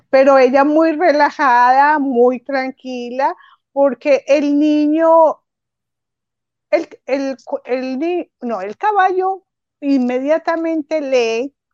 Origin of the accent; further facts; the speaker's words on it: Antioquia, Colombia; Ah, yo soy colombiana, soy de, Antioquia.